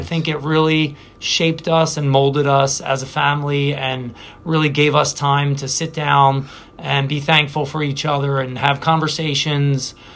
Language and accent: English; Philadelphia, Pennsylvania, United States; I'm from the Presentation BVM parish